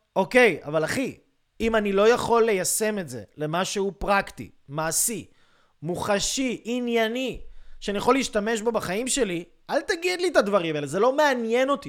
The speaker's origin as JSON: {"language": "Hebrew", "country": "Israel", "said": "אני יהודי, אני ישראלי, אני, אני מדבר עברית"}